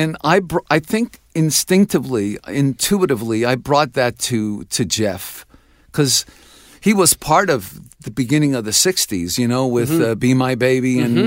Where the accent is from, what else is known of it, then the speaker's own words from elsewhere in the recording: Canada; I'm not only their son, but I'm a Canadian son.